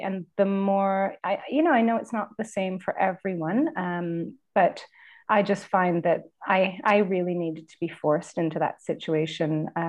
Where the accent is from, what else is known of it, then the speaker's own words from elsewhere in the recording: Ontario, Canada; my husband's from the West Coast and I'm from Ontario, and we spend our time between both locations.